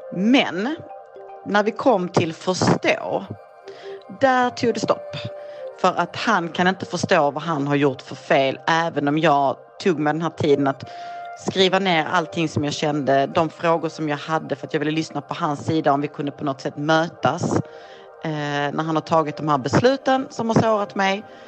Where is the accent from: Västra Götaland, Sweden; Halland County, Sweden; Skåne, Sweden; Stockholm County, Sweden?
Skåne, Sweden; Malmö; Jag kommer från Malmö, jag är 45 år gammal